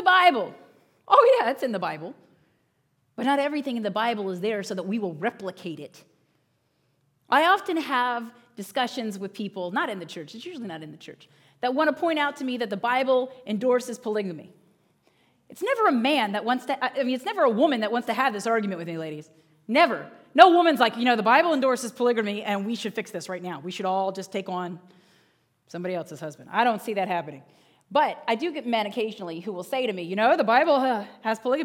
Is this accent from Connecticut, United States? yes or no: no; Northern Virginia, United States; moved away as an adult; now in Pennsylvania, United States; I grew up in Northern Virginia